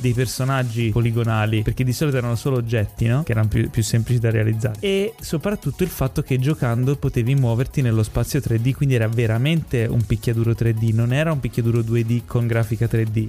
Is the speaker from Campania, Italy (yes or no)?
yes; Ischia, Campania, Italy; io sono nato a Ischia